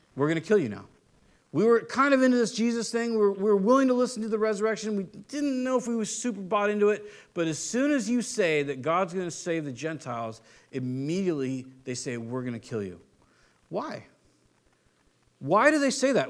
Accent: Southern California, United States; I'm from Southern California

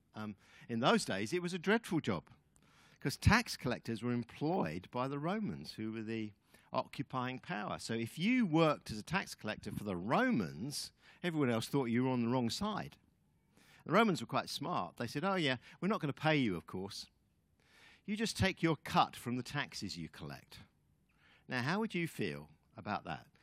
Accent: United Kingdom; moved away as an adult; also born or lived in New Zealand; Linda and I are Brits. Um, we are ex New, ex Kiwis, I guess. We've kind of lived there for about fifteen years on and off, but really we're British

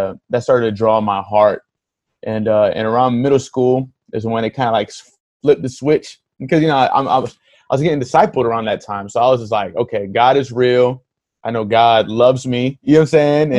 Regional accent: Hollywood, Florida, United States; also born or lived in Miami, Florida; So I was born in Miami, raised in Hollywood. Hollywood is roughly like 20 minutes from Miami.

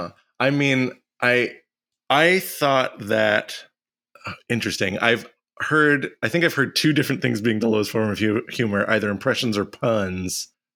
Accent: South Carolina, United States; Now, I grew up in South Carolina.

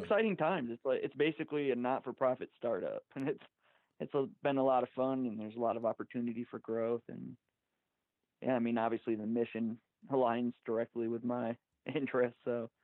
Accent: Michigan, United States; now in Golden, United States; I actually uh, grew up in Michigan

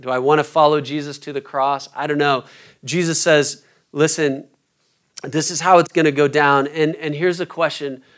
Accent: Omaha, Nebraska, United States; moved away; I'm from Omaha originally

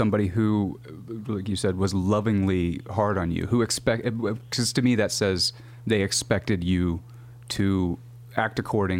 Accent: Northwest Arkansas, United States; I'm from Northwest Arkansas

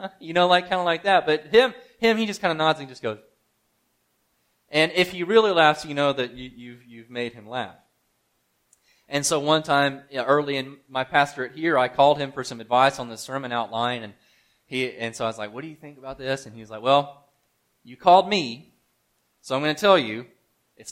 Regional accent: Mississippi, United States; moved away; I'm from Mississippi

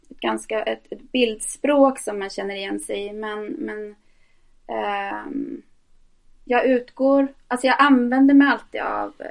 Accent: Norrbotten County, Sweden; also born or lived in Tornedalen; så lyser det igenom. Ehm, jag är född i Tornedalen eh, och flyttade runt väldigt mycket uppe i Norrbotten.

